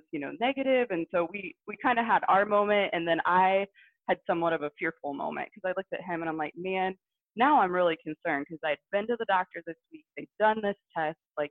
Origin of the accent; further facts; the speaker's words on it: Southwest Ohio, United States; I'm actually from Southwest Ohio area